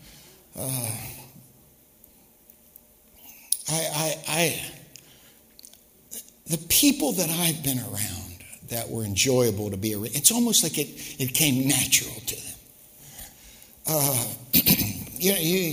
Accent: Detroit, Michigan, United States; I said, Detroit

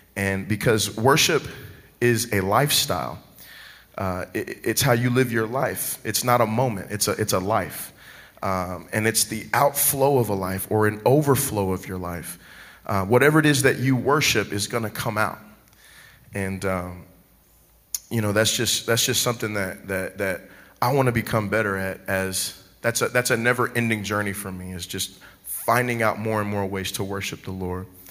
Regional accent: Dallas, Texas, United States; moved away; I'm originally from Dallas, Texas.

